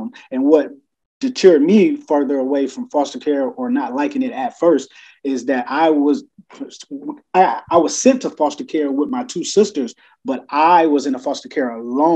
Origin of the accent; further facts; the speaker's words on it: Toledo, Ohio, United States; I am from the great state of Ohio, Toledo, to be exact. Toledo, Ohio, born and raised